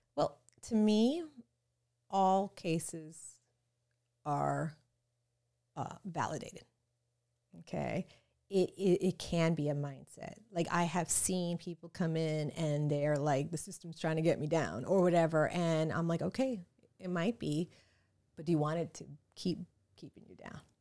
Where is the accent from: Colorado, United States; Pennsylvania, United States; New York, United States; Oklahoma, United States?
New York, United States; New York City; now in South Florida, United States; I am American, born in New York City, so I'm really American